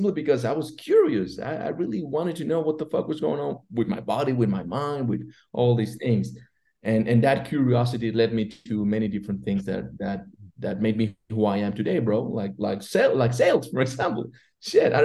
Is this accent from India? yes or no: no; Mexico City, Mexico; I grew up in Mexico City